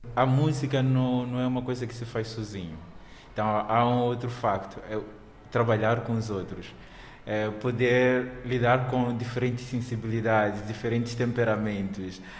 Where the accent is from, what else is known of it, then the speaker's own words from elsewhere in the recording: Mozambique; como moçambicano